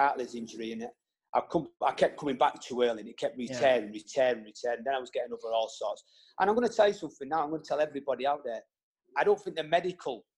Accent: Salford, North West England, United Kingdom; accent: English voice; also born or lived in Tubbercurry, Ireland; my mother moved over to England for job reasons, and we grew up in Salford

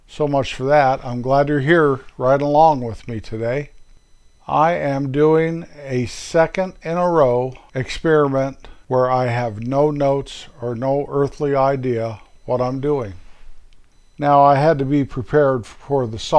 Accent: north central Colorado, United States; also born or lived in San Diego, California; moved back to my little hometown in Colorado in 1955, sometime before September when I started school, started kindergarten there

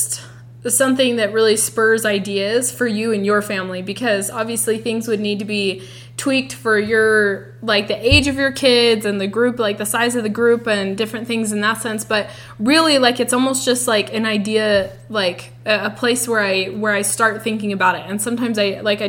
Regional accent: Utah, United States; we're from Utah

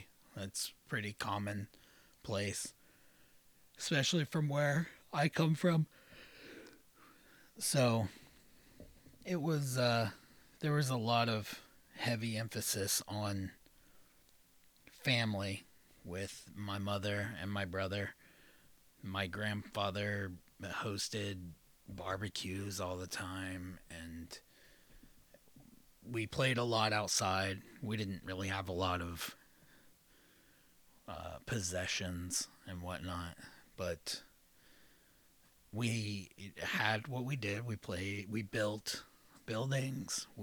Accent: Southeast Ohio, United States; I grew up in Southeast Ohio.

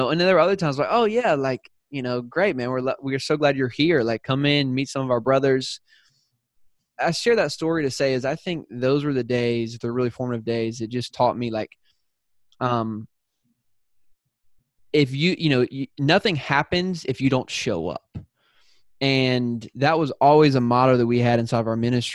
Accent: South Carolina, United States; accent: Southern; moved away as an adult; also born or lived in San Diego; I'm from South Carolina. So when I moved out to San Diego, I had a Southern accent

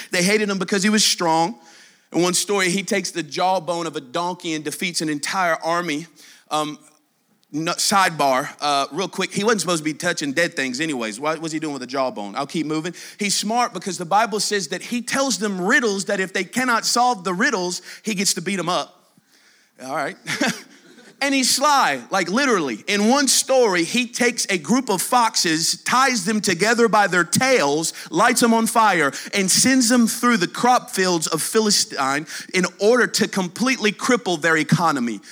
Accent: Humboldt, Tennessee, United States; I'm from Humboldt, Tennessee

